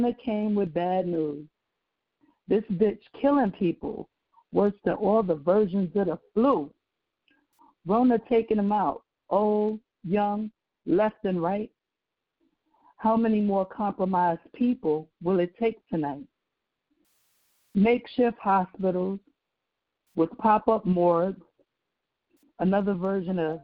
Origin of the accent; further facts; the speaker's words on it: New York, United States; I am from New York, born and raised